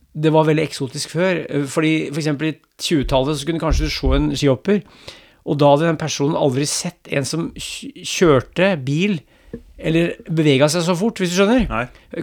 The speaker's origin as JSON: {"language": "Norwegian", "town": "Brumunddal", "region": "Innlandet", "country": "Norway", "tie": "born or raised there", "said": "Jeg vokste opp i Brumunddal og gikk på ski til skolen forbi to hoppbakker"}